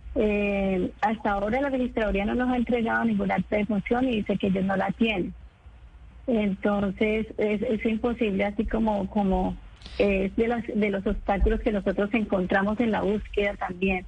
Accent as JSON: {"language": "Spanish", "country": "Colombia", "also_born_or_lived": "Cali", "moved": "as an adult", "said": "yo tuve que salir de, Colombia porque eh, estaba buscando a mi esposo"}